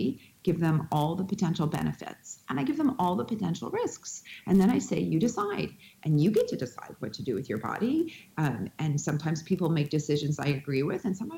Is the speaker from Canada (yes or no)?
yes; Winnipeg, Manitoba, Canada; where I grew up in Winnipeg, Manitoba, Canada.